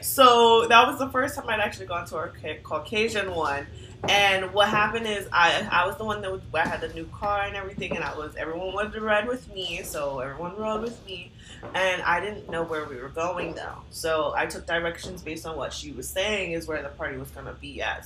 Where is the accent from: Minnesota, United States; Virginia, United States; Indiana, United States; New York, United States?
Virginia, United States; moved away; I'm from Virginia.